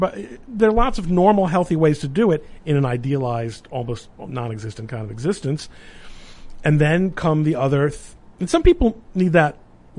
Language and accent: English; New York City, New York, United States; I was growing up in Brooklyn in the late 60s and 70s